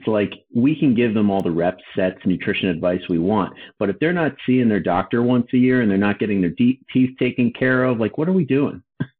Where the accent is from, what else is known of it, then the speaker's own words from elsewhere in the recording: New Jersey, United States; I'm from Jersey.